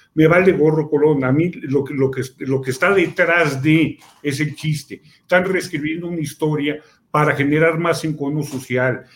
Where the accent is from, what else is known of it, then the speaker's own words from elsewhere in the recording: Mexico; yo soy mexicano, ni soy español, y soy indígena